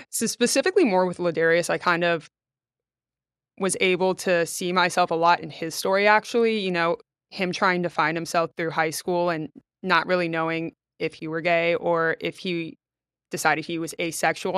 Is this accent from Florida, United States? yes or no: yes; Trinity, Florida, United States; also born or lived in Valdosta, Georgia; I grew up in Trinity, Florida, which, if people don't know, is about 15, 20 minutes north of Clearwater.